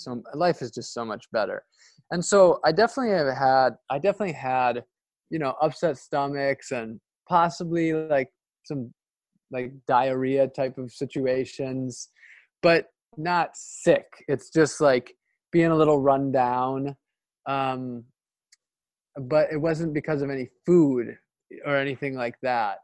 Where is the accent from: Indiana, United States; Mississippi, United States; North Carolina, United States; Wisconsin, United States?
Wisconsin, United States; Ashland; now in Florida, United States; my hometown of ashland wisconsin